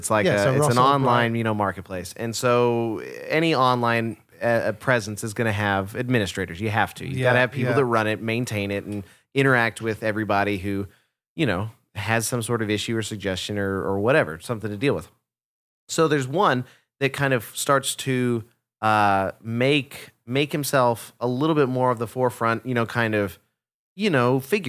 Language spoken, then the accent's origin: English; Dallas, Texas, United States; Yeah, I'm from Dallas.